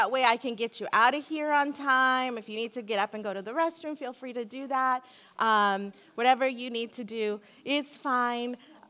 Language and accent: English; Seal Beach, California, United States; I come from Seal Beach, California, where I go to church.